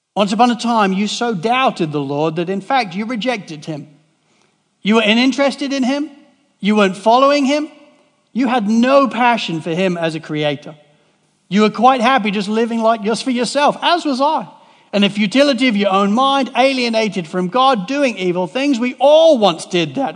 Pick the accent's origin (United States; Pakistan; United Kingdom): United Kingdom; England; moved away as an adult; also born or lived in Cardiff, Wales; I moved from England to Wales to study civil engineering